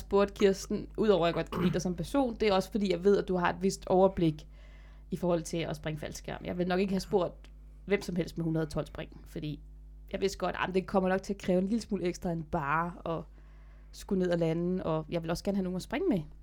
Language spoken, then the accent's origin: Danish; Denmark; jeg er den første dansker, der har landet faldskærm i pyramiderne